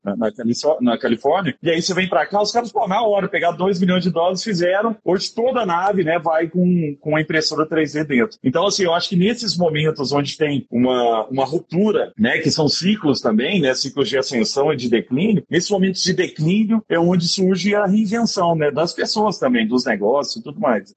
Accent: Araguari, Minas Gerais, Brazil; moved away; meu, meu conterrâneo de Araguari, de Herigueri. É mandar, um mandar um beijo pro povo de Herigueri lá, que é minha terra

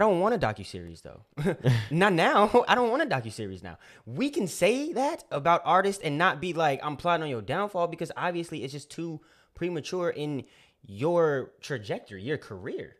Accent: California, United States; I'm from Cali

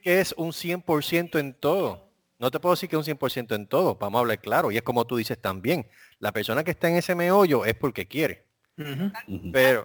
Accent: Puerto Rico; moved away; yo soy de Puerto Rico

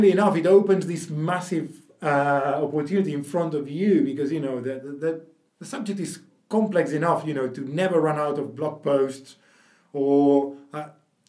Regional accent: Barcelona, Catalonia, Spain; moved away; I'm from Barcelona originally, so speak decent Spanish

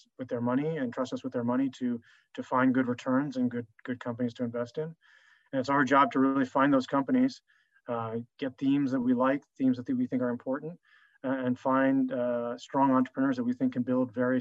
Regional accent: United States; also born or lived in Paris, France / Singapore; grew up most of my life in the United States

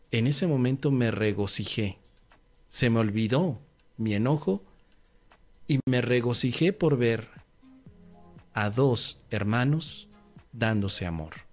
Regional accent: Tangamandapio, Michoacán, Mexico; regresaba en automóvil en mi carro de haber ido a mi pueblo natal, Tangamandapio. Un pueblito bellísimo, arrebolado en sus calles, con un lago y un estanque tan precioso. Tangamandapio, mi pueblo natal.

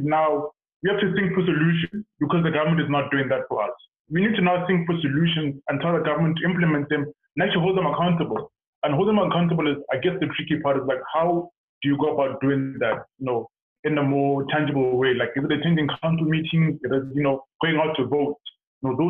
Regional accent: South Africa; moved away; being a South African

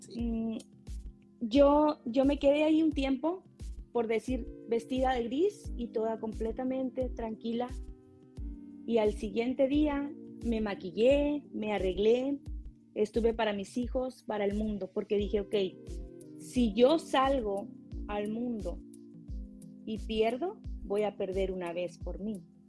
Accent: Tamaulipas, Mexico; now in California, United States; yo soy em, una mujer de Tamaulipas, nací en Tamaulipas, en México

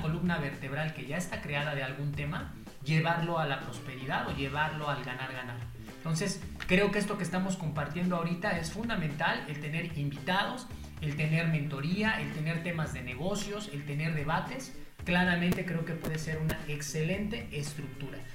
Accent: Mexico City, Mexico; soy originario de la Ciudad de México

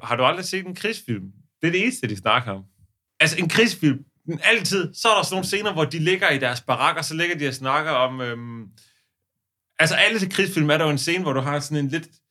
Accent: Odense, Southern Denmark, Denmark; hvor vi kommer fra, for eksempel. Der var jo ude i den forstad til Odense

